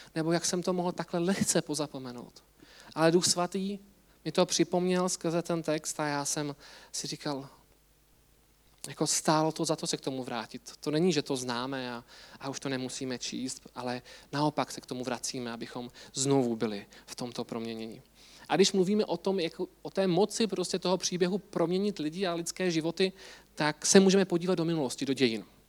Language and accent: Czech; Czechia; my Češi